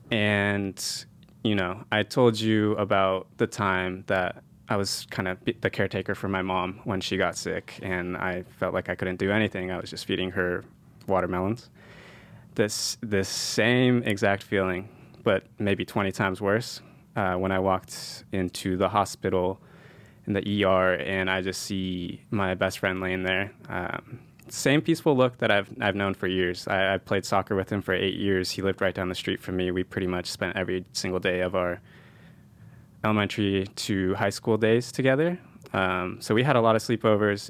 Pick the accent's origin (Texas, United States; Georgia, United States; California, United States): California, United States; San Jose; also born or lived in Japan; I moved here when I was three years old